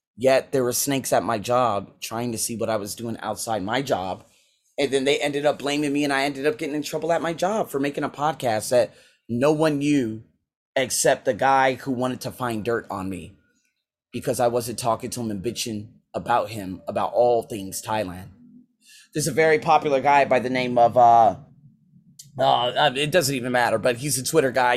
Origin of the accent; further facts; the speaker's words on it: Las Vegas, Nevada, United States; moved away as an adult; also born or lived in Iowa / Australia; my hometown, Las Vegas